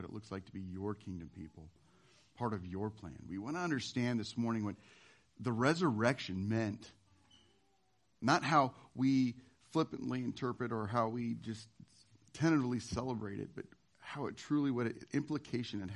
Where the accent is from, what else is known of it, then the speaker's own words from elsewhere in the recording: Nebraska, United States; now in Washington, United States; I am from the great state of Nebraska, the good life